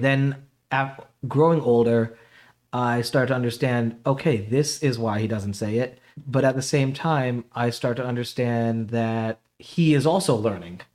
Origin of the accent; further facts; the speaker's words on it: New York City, New York, United States; now in Connecticut, United States; I was basically born in, uh, Jamaica, Queens